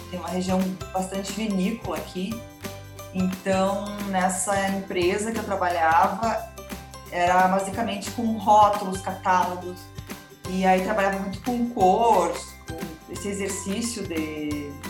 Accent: Santa Maria, Rio Grande do Sul, Brazil; now in Bento Gonçalves, Brazil; E aí eu tive, eu saí de Santa Maria

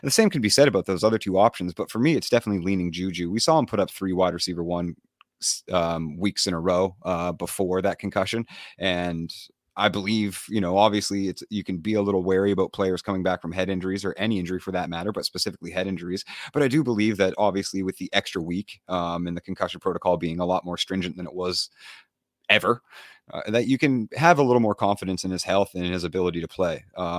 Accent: Canada; I grew up in Canada, bro.

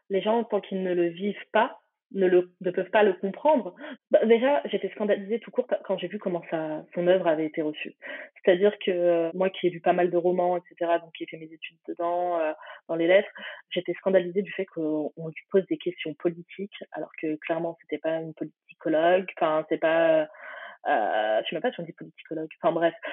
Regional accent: Algeria; forcément, je suis algérienne, hein, donc je conseillerais Fatima Das, qui est algérienne

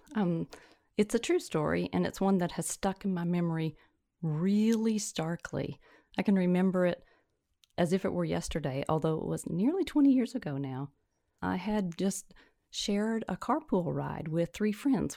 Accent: Tennessee, United States; also born or lived in Mississippi / Alabama / Virginia / Michigan; now in North Carolina, United States; born and reared in Tennessee and have l, lived in Tennessee, Mississippi, Alabama, Virginia, Michigan, and finally North Carolina.

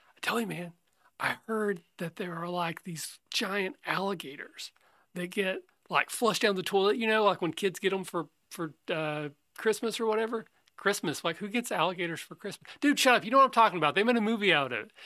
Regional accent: Kentucky, United States; I'm from Kentucky

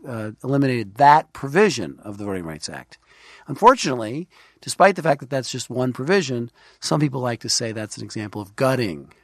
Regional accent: New York City, New York, United States; also born or lived in Washington; Grew up in Brooklyn

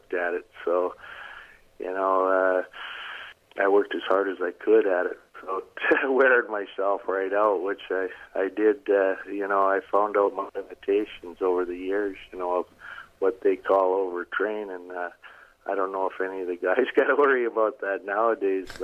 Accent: Medicine Hat, Alberta, Canada; Medicine Hat, where my hometown, or I was home base back then

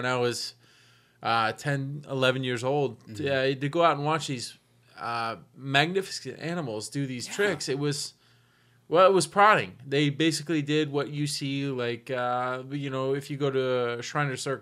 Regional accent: San Antonio, Texas, United States; also born or lived in Tacoma, Washington; I was raised, I was born in Tacoma, but I was raised in San Antonio, Texas

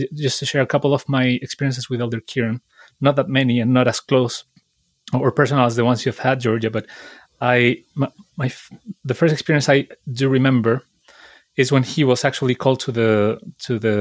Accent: Chile; now in United Kingdom; I'm from Chile

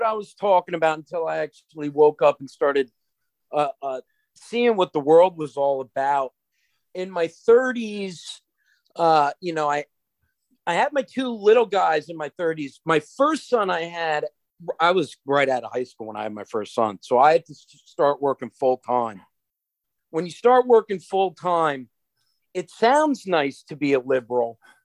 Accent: Long Island, New York, United States; also born or lived in East Hampton; I grew up on Long Island. We went to a lot of different school districts, mostly on the east end of Long Island.

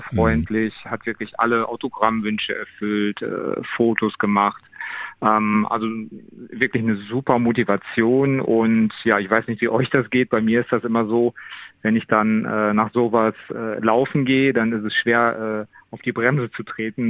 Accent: Wesel, North Rhine-Westphalia, Germany; in meiner Geburtsstadt

